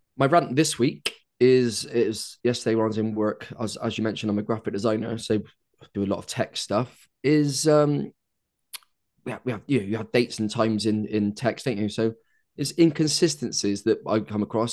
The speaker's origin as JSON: {"language": "English", "country": "United Kingdom", "said": "being British"}